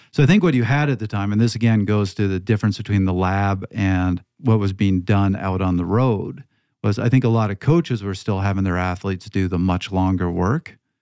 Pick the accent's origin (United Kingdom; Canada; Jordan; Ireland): Canada; also born or lived in Toronto (Yonge Street); I come from Canada